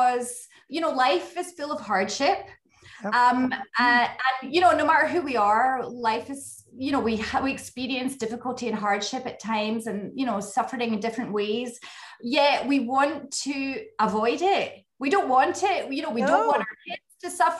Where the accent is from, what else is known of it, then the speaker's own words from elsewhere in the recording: west coast of Scotland, United Kingdom; accent: Scottish; moved away as an adult; also born or lived in French Riviera, France; now in Grasse, France; I grew up my whole life in Scotland. You know, all my family are there. And I grew up on the west coast of Scotland